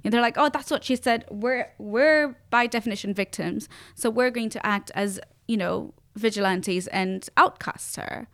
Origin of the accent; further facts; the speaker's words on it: Tanzania; now in Sweden; this is Tanzania, this is my home country, I was born